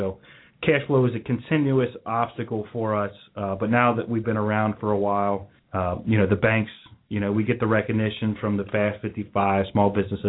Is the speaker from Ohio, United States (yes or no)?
yes; Norwood, Ohio, United States; now in West Chester, United States; Yeah, we're all from Norwood.